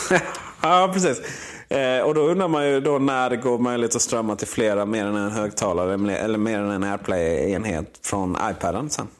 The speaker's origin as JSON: {"language": "Swedish", "region": "Blekinge", "country": "Sweden", "moved": "yes", "said": "där hemma i Blekinge"}